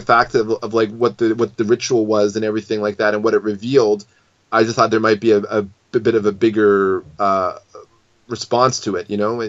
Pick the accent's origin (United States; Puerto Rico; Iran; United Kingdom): United Kingdom; Scotland; And as a Scotsman, that's kind of even more weird, because you think there'd be some patriotism towards the Stuart line